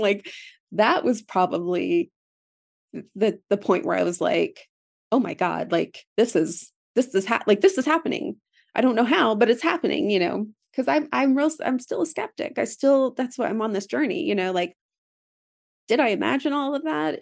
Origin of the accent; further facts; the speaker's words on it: Philadelphia, Pennsylvania, United States; I grew up in Philadelphia